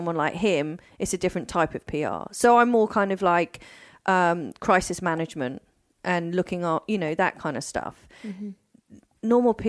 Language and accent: English; East of England, United Kingdom; So I grew up in, and I went to boarding school when I was 10 in Norfolk. And I was there till I was about 15.